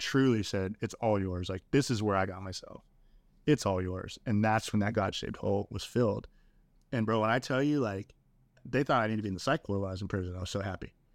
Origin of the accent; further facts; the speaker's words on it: Southern California, United States; moved away as an adult; now in Round Rock, United States; We grew up in Southern California